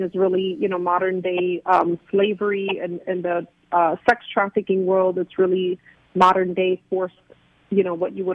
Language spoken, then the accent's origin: English; New York City, New York, United States; also born or lived in Puerto Rico; now in South Florida, United States; I was born in Puerto Rico and raised in New York City in the Bronx. So I am a New York native